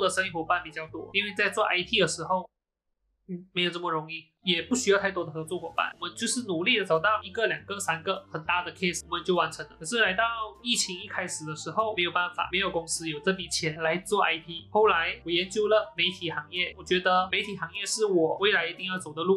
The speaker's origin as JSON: {"language": "Chinese", "country": "Malaysia", "tie": "born or raised there", "said": "我一个在马来西亚长大的小孩子"}